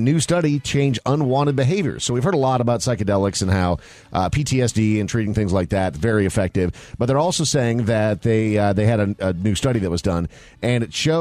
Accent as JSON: {"language": "English", "region": "Minnesota", "country": "United States", "tie": "born or raised there", "said": "growing up in Minnesota, I mean, I was a kid"}